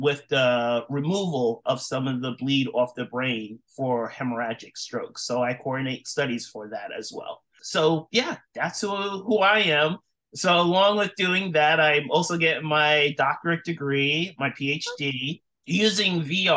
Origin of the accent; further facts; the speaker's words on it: New York City, New York, United States; moved away as an adult; now in Washington, D.C., United States; I am originally from New York City, so born and raised, but I moved to the Washington, D.C. area to start working at MedStar NRH